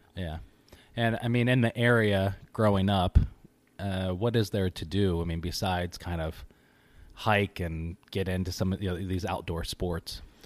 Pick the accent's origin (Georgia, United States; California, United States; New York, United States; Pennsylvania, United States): New York, United States; Syracuse; also born or lived in Kentucky; I grew up in Kentucky and then here in Syracuse